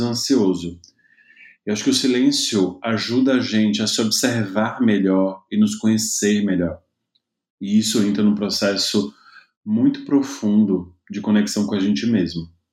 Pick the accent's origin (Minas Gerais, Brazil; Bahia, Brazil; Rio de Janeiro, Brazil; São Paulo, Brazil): Bahia, Brazil; Seabra; also born or lived in Itaberaba; Então eu acabei nascendo em Itaberaba, mas eu sou mesmo de Seabra, que foi onde eu me criei